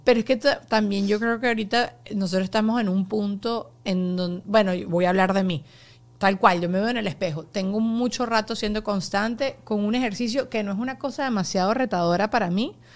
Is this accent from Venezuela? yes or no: yes; Venezuela; now in United States